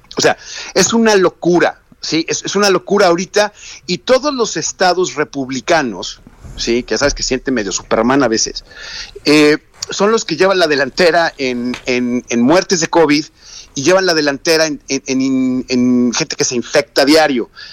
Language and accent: Spanish; Mexico; los que somos mexicanos